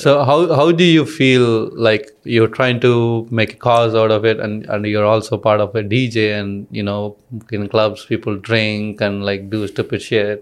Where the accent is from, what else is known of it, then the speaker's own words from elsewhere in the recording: India; now in Bali, Indonesia; I'm Indian